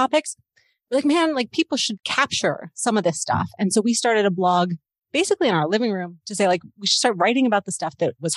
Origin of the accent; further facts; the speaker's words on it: Baltimore, Maryland, United States; moved away as an adult; also born or lived in Washington, D.C. / California; now in Toronto, Canada; I grew up in Baltimore in the US and I married a Canadian